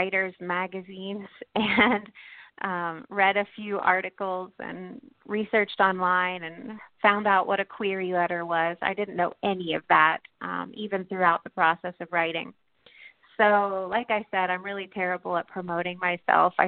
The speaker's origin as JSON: {"language": "English", "town": "New Castle", "region": "Pennsylvania", "country": "United States", "tie": "born or raised there", "said": "I grew up in western Pennsylvania, in Newcastle, Pennsylvania, pretty close to Pittsburgh"}